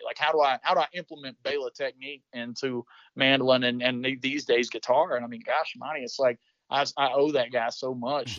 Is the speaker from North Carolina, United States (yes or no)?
yes; Western North Carolina, United States; I grew up in Western North Carolina.